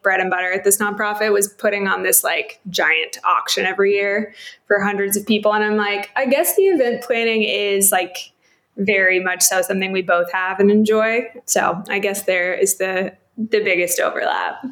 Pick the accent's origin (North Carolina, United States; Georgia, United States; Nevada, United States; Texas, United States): Texas, United States; Coppell; moved away as an adult; also born or lived in California; I'm from Dallas, Texas, right outside a little suburban town called Coppell. Grew up there